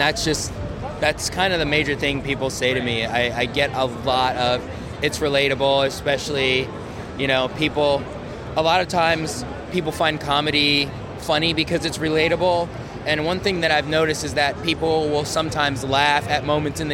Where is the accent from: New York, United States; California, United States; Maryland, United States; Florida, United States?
New York, United States; New York City; moved away; I'm actually originally from New York City, from the Bronx